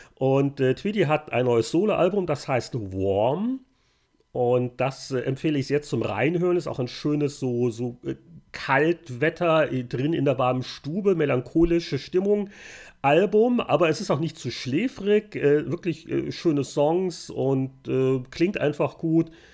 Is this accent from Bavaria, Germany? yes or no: yes; Bavaria, Germany; now in Victoria; bei uns in Bayern